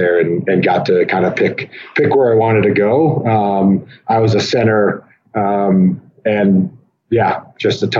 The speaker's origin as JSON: {"language": "English", "town": "Fremont", "region": "Nebraska", "country": "United States", "tie": "born or raised there", "said": "I was born in Fremont, Nebraska, in 1985"}